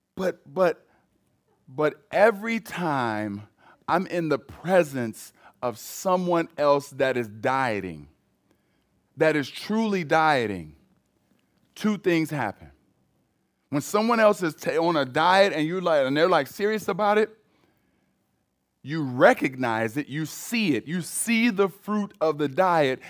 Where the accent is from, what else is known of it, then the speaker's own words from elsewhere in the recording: United States; Americans, we